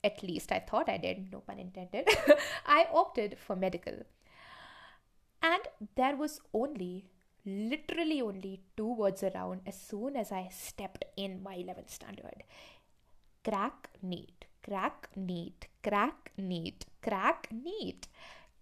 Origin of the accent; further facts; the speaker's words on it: Shimla, Himachal Pradesh, India; Growing up in Shimla, I understood one thing for sure about our education system